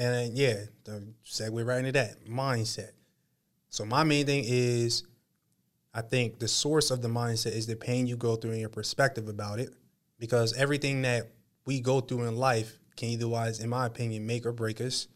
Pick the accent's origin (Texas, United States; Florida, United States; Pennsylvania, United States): Pennsylvania, United States; Harrisburg; I was born in Harrisburg, Pennsylvania, but my family roots are in North Carolina, right? My mom is from North Carolina